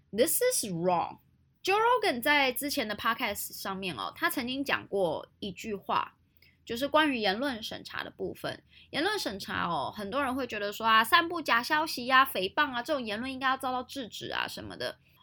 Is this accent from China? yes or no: no; Taiwan; 我们台湾人